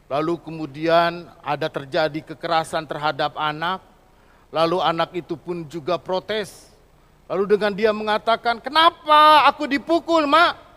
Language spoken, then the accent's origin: Indonesian; Bandung, West Java, Indonesia; born there; jadi di Bandung saya lahir, jadi saya kenal tempe, kenal tahu sama oncom.